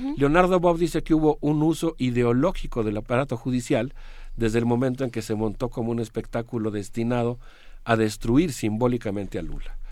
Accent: Mexico; México y nuestra universidad

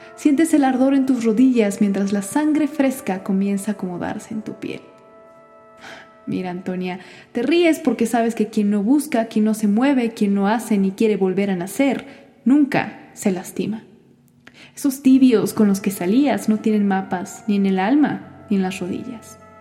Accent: Mexico City, Mexico; also born or lived in Kingston; tengo veintiséis años y soy de la Ciudad de México

